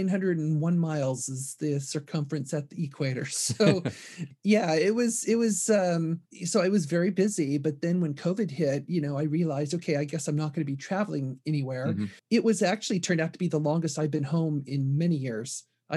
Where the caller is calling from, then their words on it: Seattle, Washington, United States; I am calling in from Seattle.